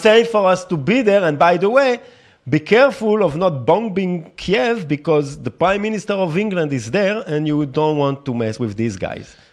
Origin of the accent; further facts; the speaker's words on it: France; now in Tel Aviv, Israel; I grew up in France